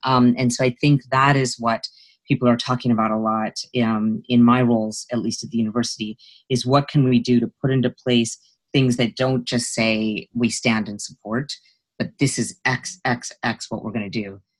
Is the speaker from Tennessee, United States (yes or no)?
no; Utah, United States; I grew up in Utah, and I was an Indian person growing up in Utah, and I was the only very few children of color in my school